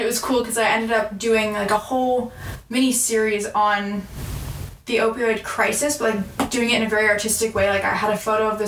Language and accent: English; San Diego, California, United States; I'm from San Diego, California